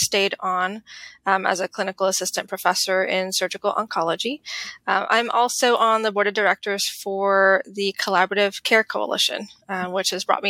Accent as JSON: {"language": "English", "town": "Miami", "region": "Florida", "country": "United States", "also_born_or_lived": "Illinois", "said": "So I am from Miami, Florida, originally."}